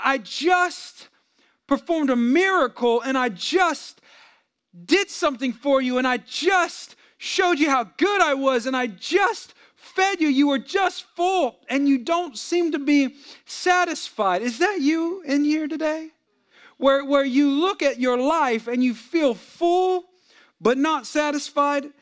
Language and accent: English; San Jose, California, United States; I'm from the Bay Area, San Jose